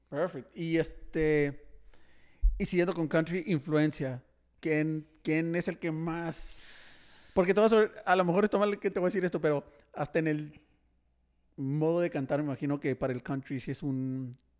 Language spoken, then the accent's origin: Spanish; Tijuana, Baja California, Mexico; now in Monterrey, Mexico; yo soy de Tijuana